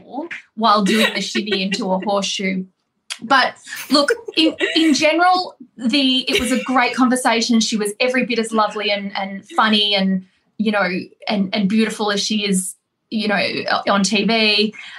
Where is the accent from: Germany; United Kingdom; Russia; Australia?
Australia; I'm Australian